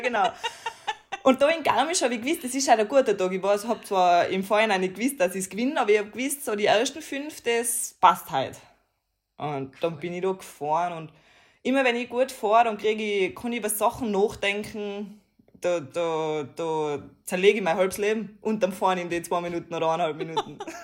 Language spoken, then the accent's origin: German; Tyrol, Austria; ich bin stolz drauf, da wo ich wohne, da wo ich herkomme